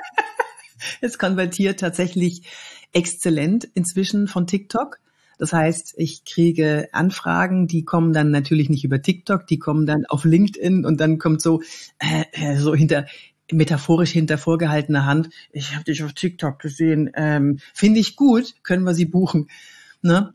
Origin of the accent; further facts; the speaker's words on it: Cologne, North Rhine-Westphalia, Germany; ich komme eigentlich aus Köln, aber ich bin so viel unterwegs